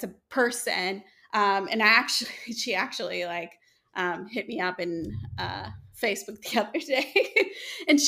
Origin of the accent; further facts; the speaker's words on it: Dominican Republic; moved away as an adult; also born or lived in Tampa, Florida / Greenville, South Carolina; now in Detroit, United States; I grew up in Dominican Republic, born and raised there until I was 18.